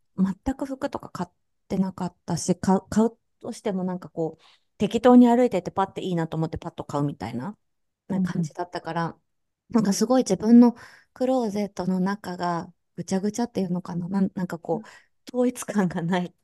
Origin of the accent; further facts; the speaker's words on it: Kansai, Japan; すぐ関西人だからさ